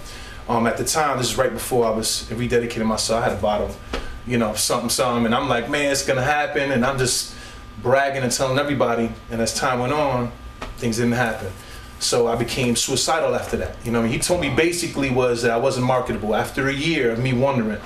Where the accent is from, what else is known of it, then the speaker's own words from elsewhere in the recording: New York City, New York, United States; moved away as an adult; now in Allentown, United States; Native New Yorker from Brooklyn, New York, you know, grew up and born and raised in Brooklyn.